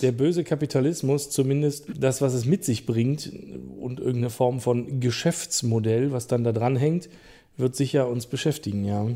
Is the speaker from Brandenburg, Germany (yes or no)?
yes; Rüdersdorf, Brandenburg, Germany; also born or lived in Berlin; ich äh, bin am Berliner Rand groß geworden